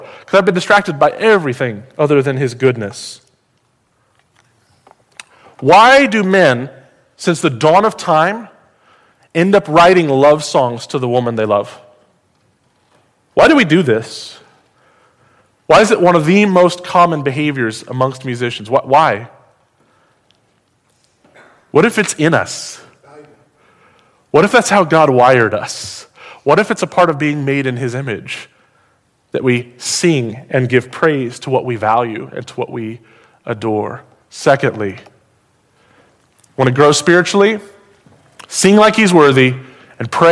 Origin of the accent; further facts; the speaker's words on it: United States; As an American